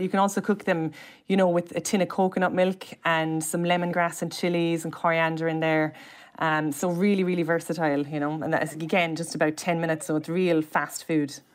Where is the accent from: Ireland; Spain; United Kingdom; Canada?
Ireland; Cobh, Munster; I'm from Cove, which is an island and, like, a gorgeous seaside, side town